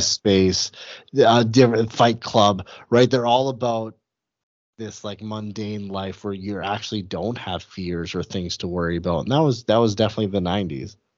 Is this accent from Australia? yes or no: no; Western Canada, Canada; I grew up Canadian, I grew up in Western Canada